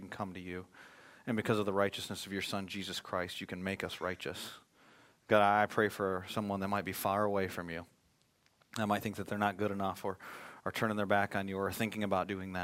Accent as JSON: {"language": "English", "region": "Michigan", "country": "United States", "tie": "born or raised there", "moved": "yes", "said": "I was born and raised in Michigan"}